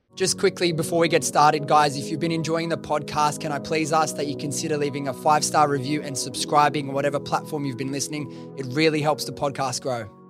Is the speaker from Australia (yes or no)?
yes; Liverpool, New South Wales, Australia; I'm from Liverpool area.